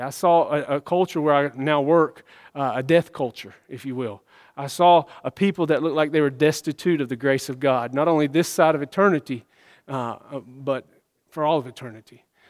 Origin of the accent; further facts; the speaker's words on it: the South, United States; growing up in the South, man, there is a lot of religion.